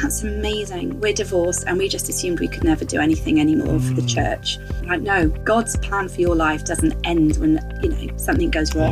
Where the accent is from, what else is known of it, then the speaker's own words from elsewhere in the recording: West Country, South West England, United Kingdom; accent: West Country; moved away as an adult; also born or lived in Kenya; I grew up in the West Country, which occasionally pops its head up in my accent.